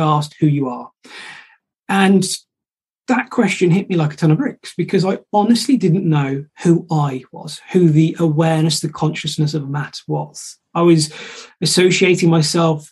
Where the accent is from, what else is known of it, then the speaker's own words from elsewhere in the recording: Shropshire, West Midlands, United Kingdom; I'm from Shropshire